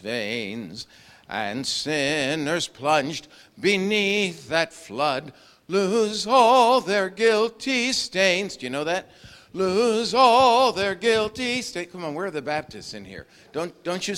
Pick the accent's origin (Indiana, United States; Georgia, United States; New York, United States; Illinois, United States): New York, United States; Long Island; I grew up on Long Island.